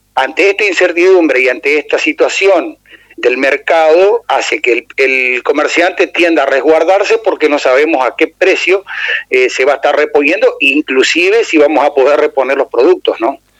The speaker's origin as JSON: {"language": "Spanish", "region": "Entre Ríos", "country": "Argentina", "said": "nos toca transitar y vivir como entrerrianos"}